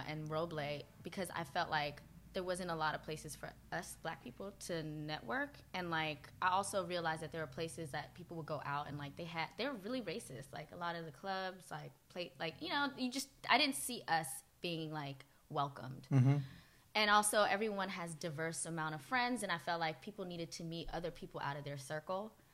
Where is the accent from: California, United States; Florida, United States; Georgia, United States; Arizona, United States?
Georgia, United States; Clarkston; moved away as an adult; also born or lived in Kenya / Boston / Massachusetts; now in New York, United States; I grew up in Clarkston and Stone Mountain